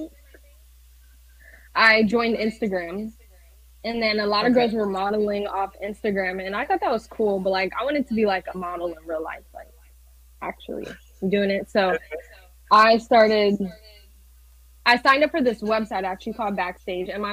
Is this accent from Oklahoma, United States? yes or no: no; Orlando, Florida, United States; now in Providence, United States; I'm from Florida, Orlando, Florida, but right now I stay in Providence, Rhode Island